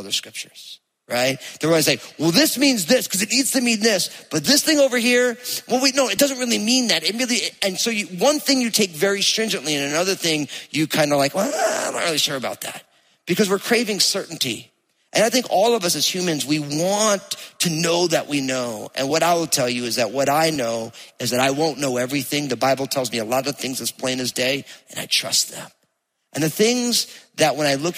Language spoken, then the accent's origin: English; New Jersey, United States; accent: Jersey; my Jersey accent